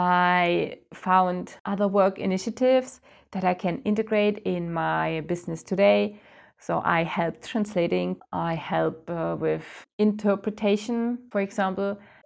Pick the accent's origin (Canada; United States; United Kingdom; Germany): Germany; moved away as an adult; now in France; I came to France from Germany with my husband at that time.